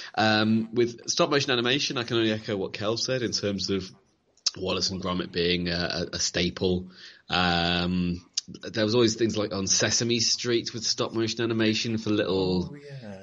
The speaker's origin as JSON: {"language": "English", "town": "Leicester", "region": "East Midlands", "country": "United Kingdom", "said": "I'm from Leicester"}